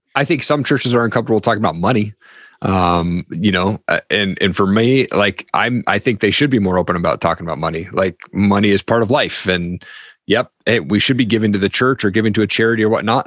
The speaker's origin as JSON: {"language": "English", "region": "Eastern Washington State", "country": "United States", "tie": "born or raised there", "said": "I grew up in Eastern Washington State"}